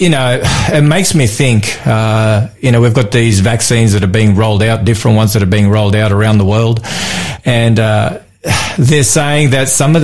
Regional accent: Melbourne, Victoria, Australia; my hometown of Melbourne

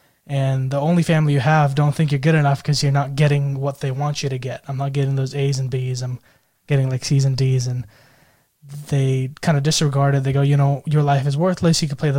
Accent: Pune, Maharashtra, India; also born or lived in United States; now in Australia; So I'm from Pune, India, but I spent a lot of time growing up in the United States and more recently, I think the last 7 years in Australia.

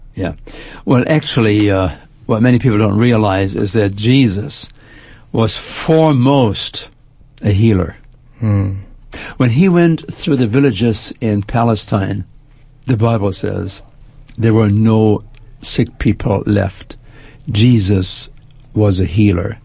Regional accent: Germany; moved away as an adult; also born or lived in Canada; now in United States; I spent my first 20 years in Germany. I grew up after World War II, made my way to Canada, and then actually uh, moved to the United States

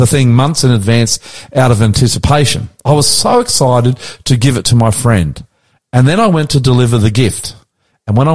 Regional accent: Queensland, Australia; also born or lived in New South Wales; now in Sydney, Australia; I'm a Queensland boy.

